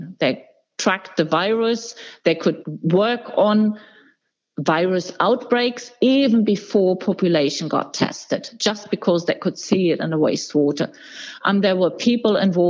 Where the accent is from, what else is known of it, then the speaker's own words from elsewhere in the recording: Hamburg, Germany; my hometown, Hamburg